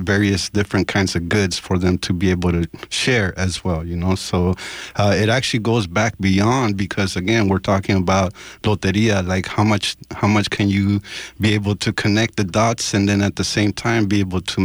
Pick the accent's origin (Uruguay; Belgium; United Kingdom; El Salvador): El Salvador; moved away; I'm originally from El Salvador.